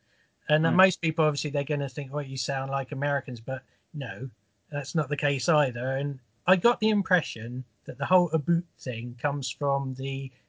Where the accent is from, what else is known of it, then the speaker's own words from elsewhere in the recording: London, United Kingdom; I was born in South London